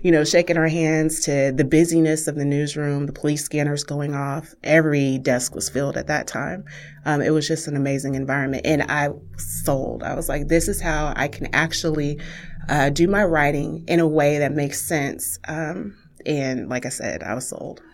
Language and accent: English; Wichita, Kansas, United States; I grew up in Wichita's historic African-American community